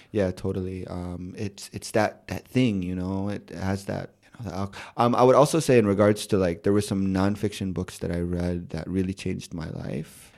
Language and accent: English; Chicago, Illinois, United States; born or raised there; moved away; also born or lived in Amman, Jordan